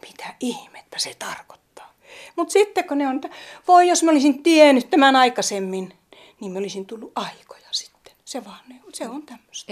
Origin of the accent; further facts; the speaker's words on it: Tornio, Lapland, Finland; now in Pälkäne, Finland; Mä olen kotoisin Torniosta Laivajärvestä